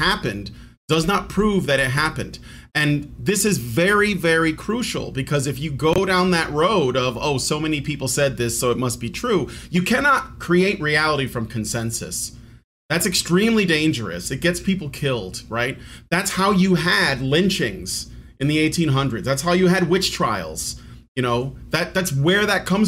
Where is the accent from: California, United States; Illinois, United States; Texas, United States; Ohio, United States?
Illinois, United States; Chicago; moved away as an adult; now in Virginia, United States; I was born and raised in Chicago. I moved to Virginia just like last year